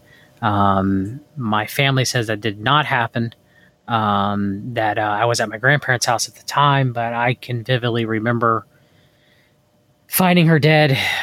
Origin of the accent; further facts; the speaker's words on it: Hope Mills, North Carolina, United States; I grew up in Hope Mills, North Carolina